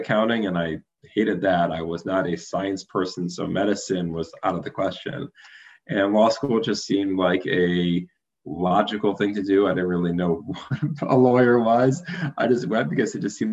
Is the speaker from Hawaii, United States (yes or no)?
no; Detroit, Michigan, United States; growing up in Detroit